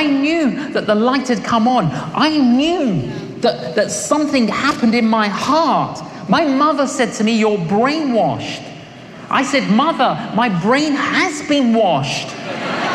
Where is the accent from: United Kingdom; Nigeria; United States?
United Kingdom; London; when I was growing up in London, I was an agnostic